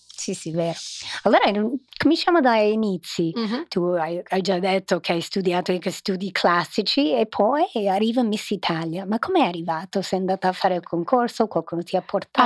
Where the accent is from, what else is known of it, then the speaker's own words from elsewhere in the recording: New York, United States; now in Milan, Italy; io sono di New York